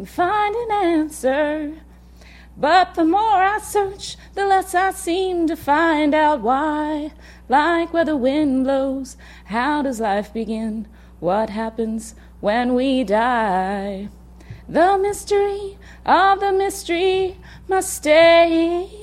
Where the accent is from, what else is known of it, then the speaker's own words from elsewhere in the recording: Cincinnati, Ohio, United States; I grew up in Cincinnati